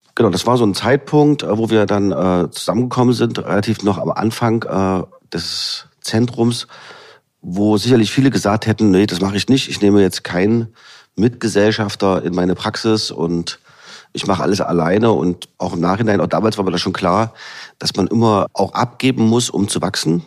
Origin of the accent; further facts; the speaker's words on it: Halle, Saxony-Anhalt, Germany; also born or lived in Leipzig; Ich bin ja gebürtiger Hallenser sozusagen, kenne hier die Region, äh, bin hier zu Hause